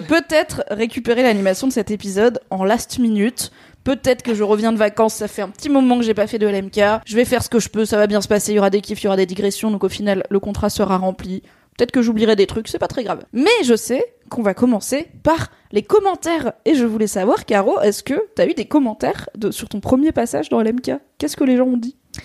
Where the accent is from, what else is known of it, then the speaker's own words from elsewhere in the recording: Alsace, Grand Est, France; en tant qu'Alsacienne